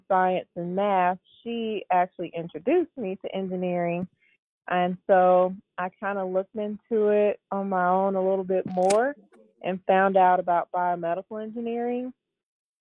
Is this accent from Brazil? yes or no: no; Birmingham, Alabama, United States; now in Memphis, United States; I am originally from Birmingham, Alabama, and now I'm in Memphis, Tennessee